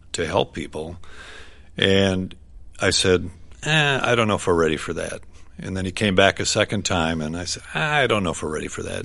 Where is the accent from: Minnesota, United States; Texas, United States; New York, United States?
Minnesota, United States; White Bear Lake; we grew up in White Bear Lake, Minnesota, suburban town